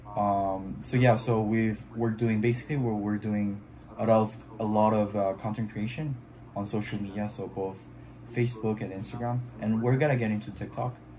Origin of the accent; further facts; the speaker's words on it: Montreal, Quebec, Canada; first language French; English is a second language; I'm from Canada, Montreal, um, which is um, like a French speaking city